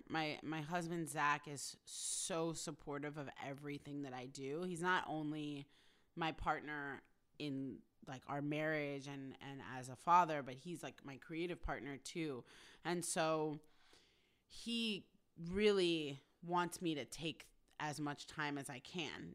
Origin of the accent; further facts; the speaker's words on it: New York, United States; now in Los Angeles, United States; I'm from New York